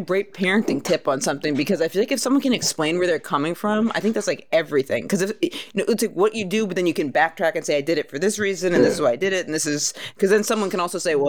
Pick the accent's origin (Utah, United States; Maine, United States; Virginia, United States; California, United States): Maine, United States; I'm from Maine, and my whole school had like 110 kids in it, kindergarten through eighth grade.